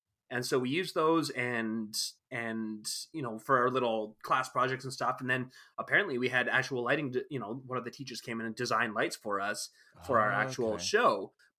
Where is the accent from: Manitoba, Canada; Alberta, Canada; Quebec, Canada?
Alberta, Canada; High Level; born there; Like, I was born in High Level, Alberta.